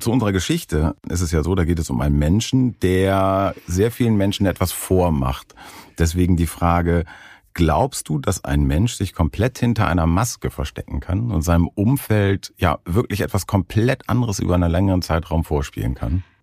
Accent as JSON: {"language": "German", "region": "Northern Germany", "country": "Germany", "tie": "born or raised there", "said": "aufgewachsen bin ich in Norddeutschland"}